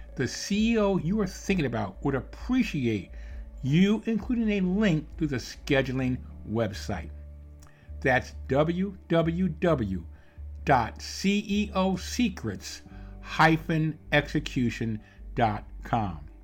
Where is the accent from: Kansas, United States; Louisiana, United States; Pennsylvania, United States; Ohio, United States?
Pennsylvania, United States; Philadelphia; now in Evansville, United States; I'm living in, in Evansville, Indiana, I'm originally born and raised in Philadelphia, so I, I have that East Coast background myself